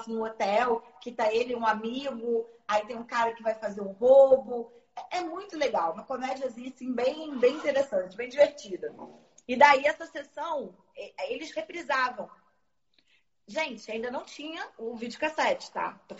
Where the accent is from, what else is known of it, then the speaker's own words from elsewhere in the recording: Rio de Janeiro, Brazil; eu sou da Zona Norte do Rio, né? Nessa época a gente morava em Olaria, depois eu fui morar na Penha.